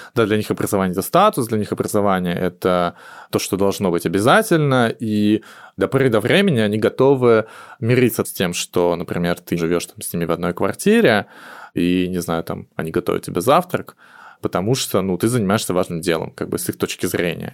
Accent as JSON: {"language": "Russian", "region": "Moscow", "country": "Russia", "said": "я москвич"}